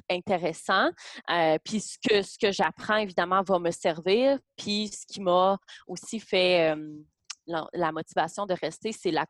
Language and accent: French; Gatineau, Quebec, Canada; moved away; moi, je viens de Gatineau